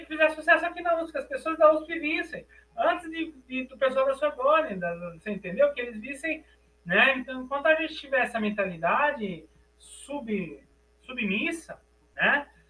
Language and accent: Portuguese; Brazil; accent: Brazilian; also born or lived in France; comecei a forçar meu sotaque brasileiro